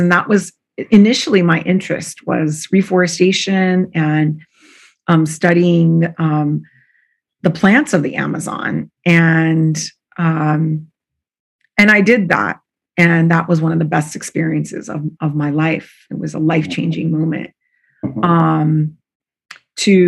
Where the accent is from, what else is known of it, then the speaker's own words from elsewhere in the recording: Southern California, United States; also born or lived in Mexico (family); now in San Francisco Bay Area, United States; I grew up in Southern California